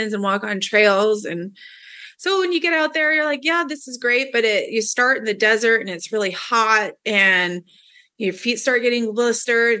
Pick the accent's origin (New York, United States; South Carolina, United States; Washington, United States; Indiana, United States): Washington, United States; Seattle; I'm from the greater Seattle area. I live in Renton, Washington right now